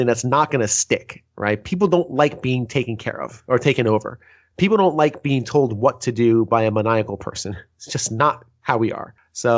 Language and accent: English; New York, United States; also born or lived in New Jersey; I'm from New York. I'm from New Jersey, New York, man. That was my life for like 15 years.